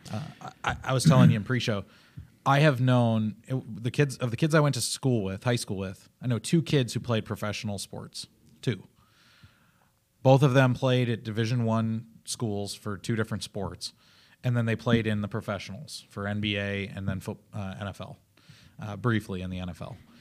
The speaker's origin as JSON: {"language": "English", "region": "Illinois", "country": "United States", "also_born_or_lived": "Oklahoma", "said": "I'm from Illinois"}